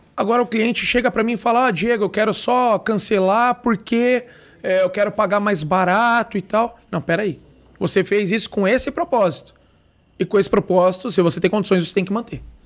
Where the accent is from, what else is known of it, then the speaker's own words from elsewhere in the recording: Brazil; nós não fomos criados com essa cultura no Brasil